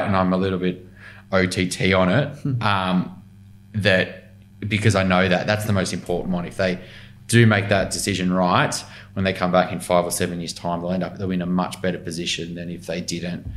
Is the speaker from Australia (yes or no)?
yes; Newcastle, New South Wales, Australia; moved away as an adult; now in Sydney, Australia; I grew up in Newcastle mainly, so I was 18